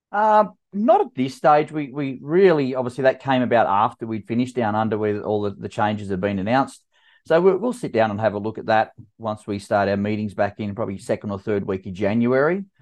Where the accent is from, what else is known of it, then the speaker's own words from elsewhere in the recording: Canberra, Australian Capital Territory, Australia; my hometown in Canberra